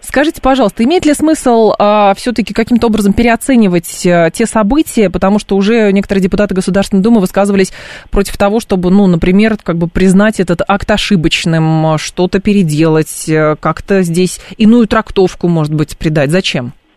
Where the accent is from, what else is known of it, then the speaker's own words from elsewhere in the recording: Lyubertsy, Moscow Oblast, Russia; я э, росла в Люберцах 90-х годов, начала 2000-х